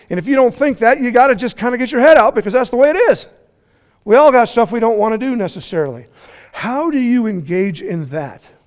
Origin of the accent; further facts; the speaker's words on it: Colorado, United States; I'm from Colorado